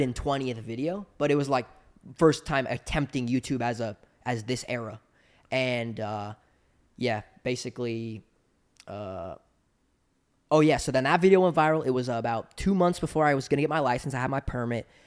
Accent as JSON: {"language": "English", "region": "Southern California", "country": "United States", "tie": "born or raised there", "said": "I grew up in Southern California, which is the epicenter of action sports"}